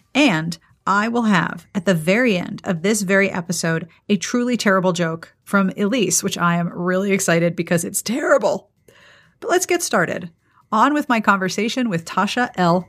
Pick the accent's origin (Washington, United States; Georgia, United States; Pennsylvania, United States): Pennsylvania, United States; Pittsburgh; now in South Carolina, United States; I grew up in Pittsburgh